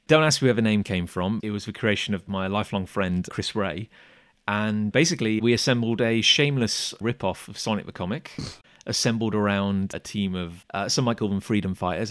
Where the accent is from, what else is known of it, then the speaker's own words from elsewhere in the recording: Gloucester, South West England, United Kingdom; Growing up in Gloucester, I think we had a place called the Collector's Choice